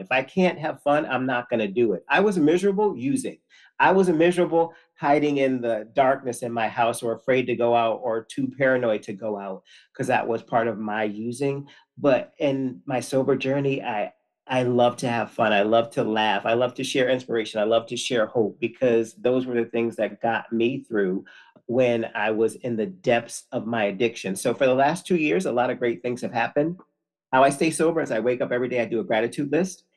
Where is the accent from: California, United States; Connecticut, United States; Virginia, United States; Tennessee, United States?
Connecticut, United States; I am from Connecticut, born and raised